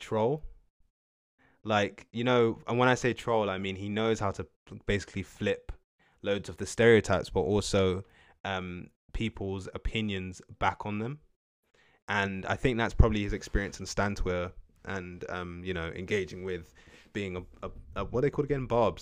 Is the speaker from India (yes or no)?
no; United Kingdom; as Black British people from the U K